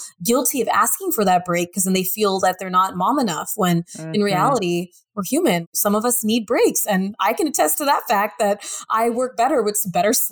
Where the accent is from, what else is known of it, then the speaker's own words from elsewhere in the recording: United States; being an American woman working in America